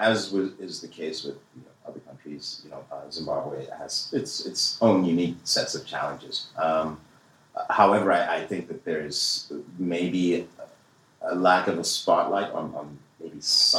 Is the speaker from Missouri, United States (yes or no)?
yes; Kansas City, Missouri, United States; growing up in Kansas City, Missouri myself, I can attest to that.